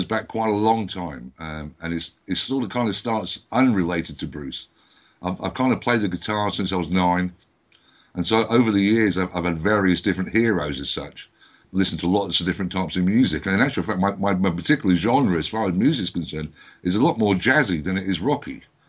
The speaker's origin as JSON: {"language": "English", "region": "England", "country": "United Kingdom", "said": "Good evening, all the way from England."}